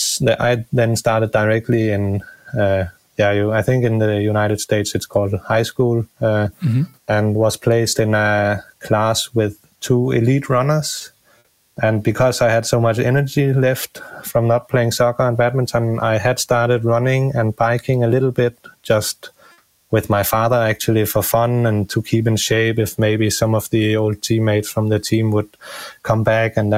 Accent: near Copenhagen, Capital Region of Denmark, Denmark; the Ironman Copenhagen route, it's going directly through my hometown

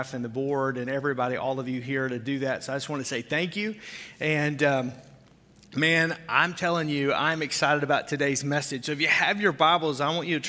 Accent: the South, United States; now in Wisconsin, United States; I didn't grow up here. I grew up in the South

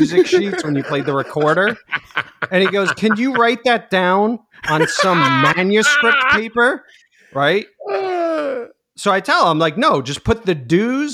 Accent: New Jersey, United States; accent: Jersey; my Jersey accent

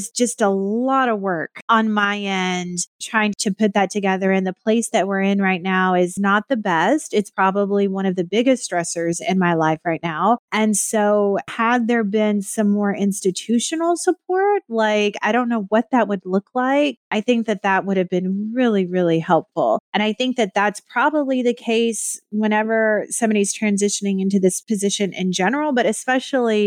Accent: Texas, United States; moved away as an adult; also born or lived in North Carolina; now in Oswego, United States; I born and raised in Texas, North Carolina for 12 years

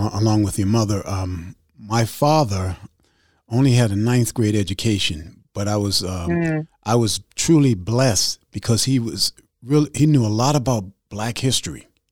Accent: Boston, Massachusetts, United States; I'm from Roxbury.

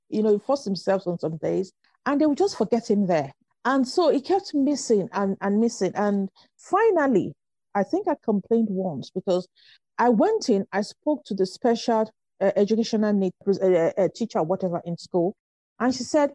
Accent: Nigeria; moved away as an adult; I grew up in Nigeria

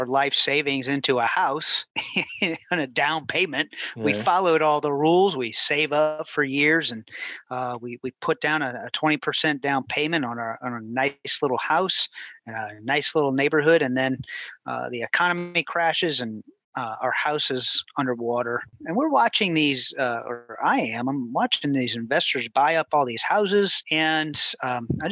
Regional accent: New Orleans, Louisiana, United States; moved away as an adult; now in Houston, United States; my wife and I, we're from New Orleans, Louisiana, and we got married in 2005.

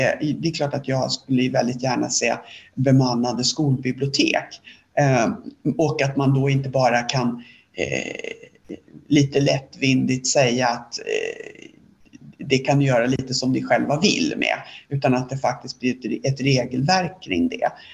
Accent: Sweden

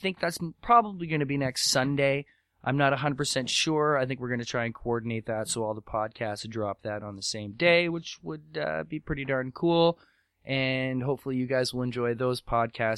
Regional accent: Canada; I'm from Canada

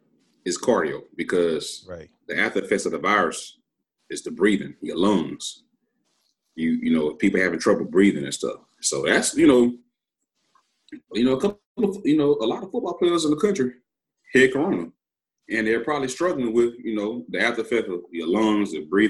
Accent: Baton Rouge, Louisiana, United States; I grew up in Baton Rouge, Louisiana

